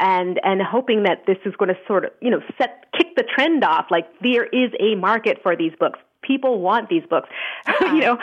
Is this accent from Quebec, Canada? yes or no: yes; Montreal, Quebec, Canada; in Montreal about how, which is my hometown